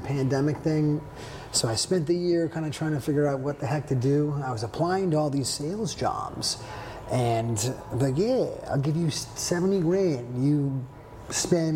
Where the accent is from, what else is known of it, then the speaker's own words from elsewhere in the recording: Providence, Rhode Island, United States; moved away as an adult; now in Philadelphia, United States; I'm from Providence, Rhode Island originally. I moved here in 2011